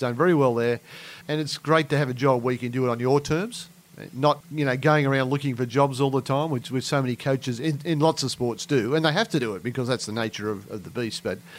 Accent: Wagga Wagga, New South Wales, Australia; I'm from Wagga.

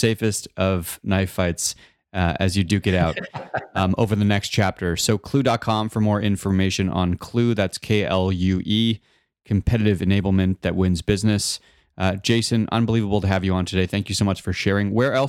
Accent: Canada; Well, we're Canadian. Yeah, so we're the best.

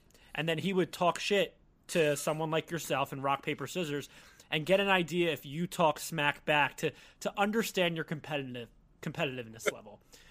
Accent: Philadelphia, Pennsylvania, United States; I'm from Philly, I'm an Eagles fan, diehard Eagles fan, essentially.

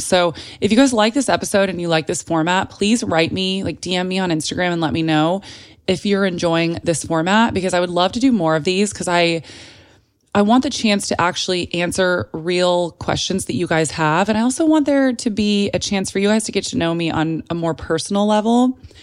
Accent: San Antonio, Texas, United States; moved away as an adult; also born or lived in Telluride, Colorado; now in Los Angeles, United States; I was born in San Antonio, Texas, and then I went back and forth between Telluride, Colorado, which is this really small little mountain town in Colorado, if you're unfamiliar with it, and San Antonio my entire life up until college

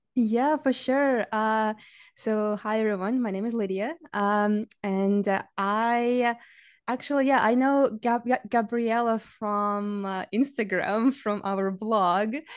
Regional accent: Saint Petersburg, Russia; English is a second language; moved away as an adult; now in Canada; I didn't grow up in Canada. I grew up in Russia. Uh, I, my, my hometown, my home city is, uh, Saint Petersburg

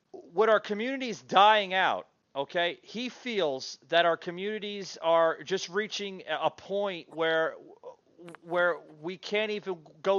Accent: New Jersey, United States; I grew up in New Jersey

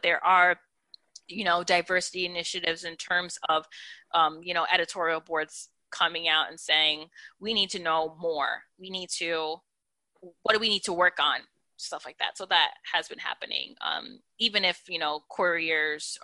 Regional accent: upstate New York, United States; I'm from New York. I'm from upstate New York, but my dad's family lives in Brooklyn.

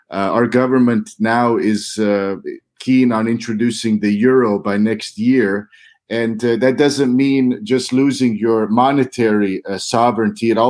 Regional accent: St. Joseph, Missouri, United States; My my hometown is St. Joseph, Missouri.

